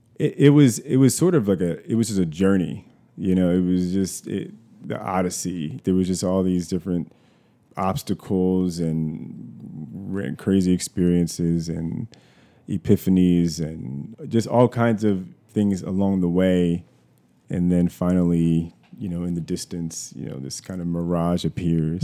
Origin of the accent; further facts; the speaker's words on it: Columbia, Maryland, United States; I was born in Columbia, Maryland. Columbia is a, a suburb of Baltimore